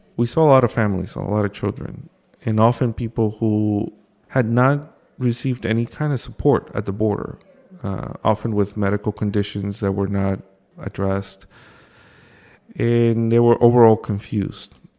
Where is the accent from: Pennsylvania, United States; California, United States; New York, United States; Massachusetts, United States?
New York, United States; New York City; I came here when I was five. I crossed the border with my mother when I was a, a young kid, and I grew up undocumented here in Brooklyn